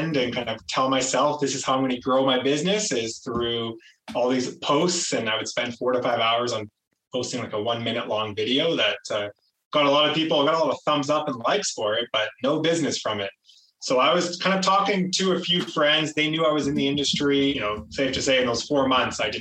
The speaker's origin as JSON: {"language": "English", "town": "Toronto", "region": "Ontario", "country": "Canada", "tie": "born or raised there", "said": "I am from the Toronto area, GTA. I grew up here."}